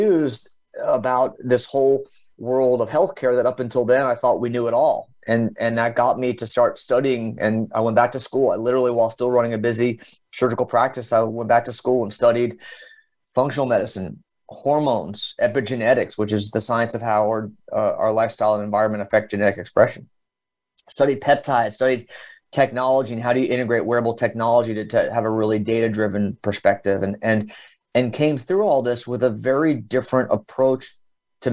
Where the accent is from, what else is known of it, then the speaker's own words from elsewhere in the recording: Dallas, Texas, United States; also born or lived in New Jersey; I grew up in the Dallas area. I was born in Jersey, but my family moved to Texas when I was seven. And so I really grew up in the Dallas area